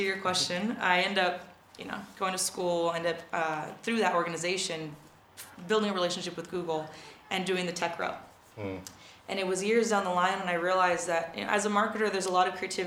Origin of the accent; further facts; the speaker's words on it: Oxnard, California, United States; moved away; also born or lived in France; I grew up in Oxnard, California. That's where I'm from